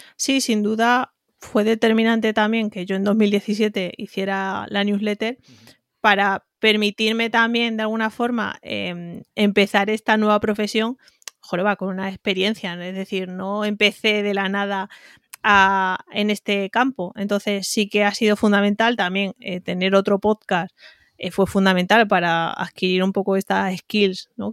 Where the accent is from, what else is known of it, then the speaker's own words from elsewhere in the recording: Spain; accent: un poco raro; now in Madrid, Spain; De un pueblo ya casi en Extremadura, casi en Córdoba, casi Badajoz, casi Córdoba, por eso tengo este acento un poco raro, pero vivo en Madrid hace prácticamente 14